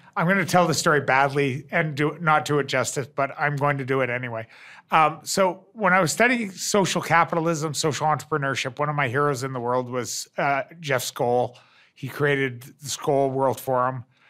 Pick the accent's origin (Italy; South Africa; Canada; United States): Canada; I'm I'm a Canadian